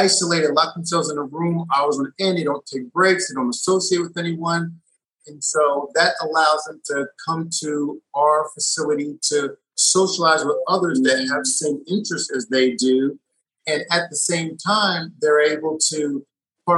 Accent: New York City, New York, United States; also born or lived in Brooklyn, New York; now in Research Triangle, North Carolina, United States; I'm originally from New York. I was born in Brooklyn. I grew up in Queens

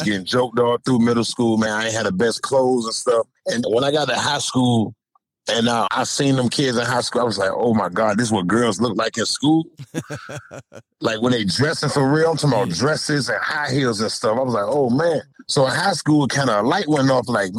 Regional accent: Norfolk, Virginia, United States; also born or lived in Key West, Florida; I'm from Norfolk, Virginia, originally from the uptown section of Norfolk. I was born in a neighborhood called Bowling Park

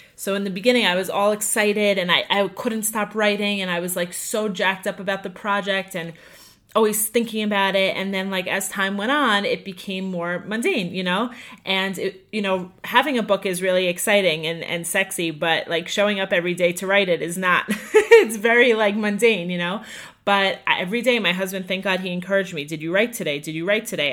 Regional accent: Five Towns, Long Island, New York, United States; also born or lived in Hewlett, New York; I grew up in the Five Towns

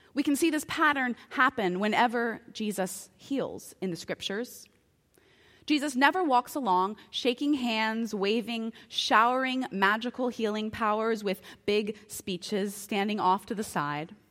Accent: United States

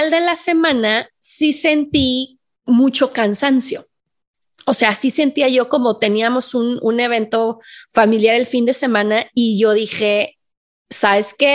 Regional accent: Guadalajara, Jalisco, Mexico; yo vengo de Guadalajara, o sea, una ciudad donde hay un montón de tráfico

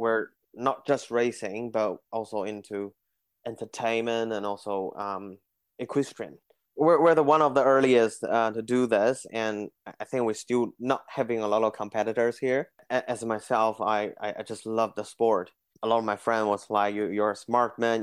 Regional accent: Beijing, China; moved away as an adult; also born or lived in New Zealand; now in Auckland, New Zealand; I grew up in Beijing

